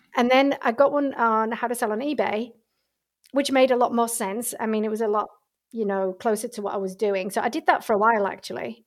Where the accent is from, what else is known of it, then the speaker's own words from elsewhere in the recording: England, United Kingdom; moved away as an adult; also born or lived in Australia; I'm originally from England